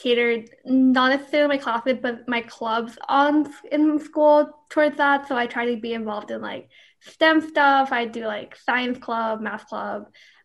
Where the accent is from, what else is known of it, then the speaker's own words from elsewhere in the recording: Bayamón, Puerto Rico; I was born and raised in Bayamón, Puerto Rico